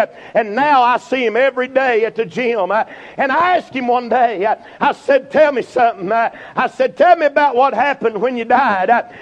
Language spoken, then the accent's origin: English; Burnsville, North Carolina, United States; I'm from Burnsville